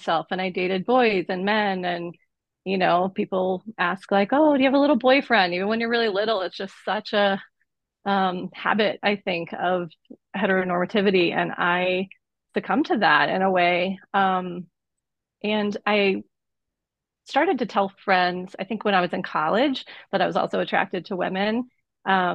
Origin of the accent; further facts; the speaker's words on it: Southeast, United States; I was born in 75 in the Southeast. So I was growing up in the 80s and 90s, and it's like, it was a pretty homophobic and conservative environment where I grew up.